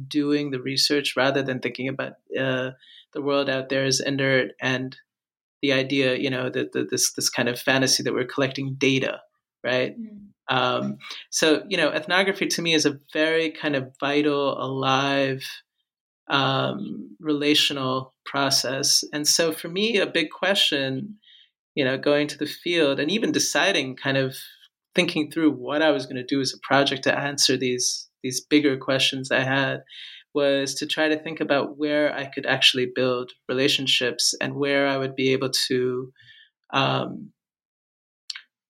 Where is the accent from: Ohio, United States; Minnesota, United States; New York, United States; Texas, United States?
New York, United States; grew up with hip hop as an Indian American in New York